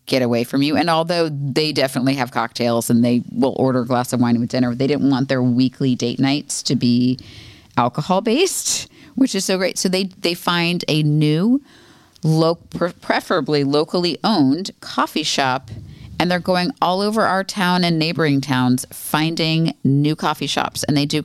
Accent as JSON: {"language": "English", "country": "United States", "said": "So I think half is probably what a normal person should eat because we're American."}